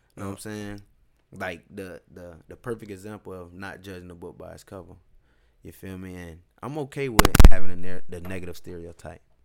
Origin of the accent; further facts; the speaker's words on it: Tampa, Florida, United States; I was just from West Temple